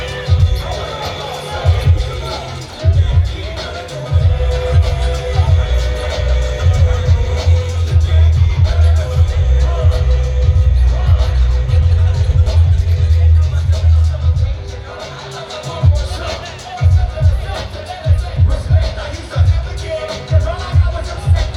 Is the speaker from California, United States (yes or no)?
yes; Fresno, California, United States; I come from Fresno and it's not like that in Fresno